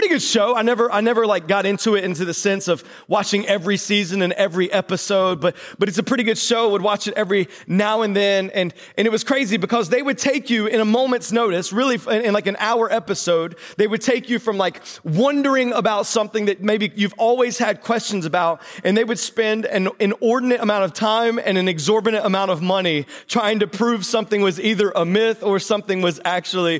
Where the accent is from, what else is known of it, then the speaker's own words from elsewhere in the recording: North Carolina, United States; now in Delaware, United States; I was born in North Carolina.